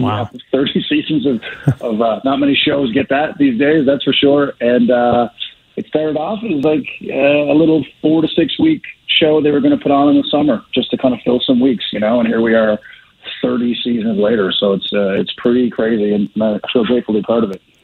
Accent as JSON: {"language": "English", "region": "Newfoundland and Labrador", "country": "Canada", "moved": "yes", "lives_now": "Calgary, Canada", "said": "I was just from Newfoundland"}